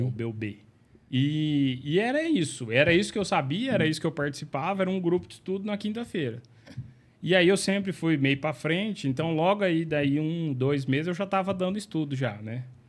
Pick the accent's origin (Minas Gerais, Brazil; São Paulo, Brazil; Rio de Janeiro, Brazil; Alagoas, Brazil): Minas Gerais, Brazil; Uberaba; also born or lived in Uberlândia; eu sou de Uberaba e lá eu cresci, cresci na igreja presbiteriana, UPA, UMP